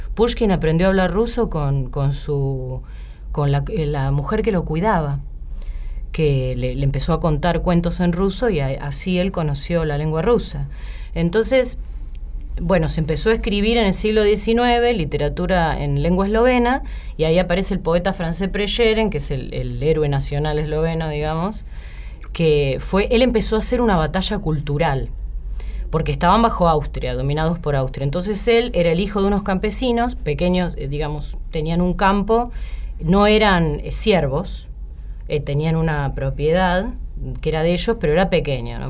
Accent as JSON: {"language": "Spanish", "town": "La Plata", "region": "Buenos Aires Province", "country": "Argentina", "tie": "born or raised there", "moved": "as an adult", "lives_now": "Buenos Aires, Argentina", "said": "yo soy de La Plata y cuando terminé el secundario, yo quería vivir en Buenos Aires"}